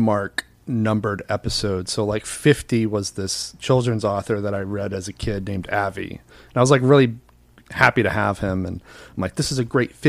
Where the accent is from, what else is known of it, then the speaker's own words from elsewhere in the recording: Westbrook, Maine, United States; I'm from Westbrook.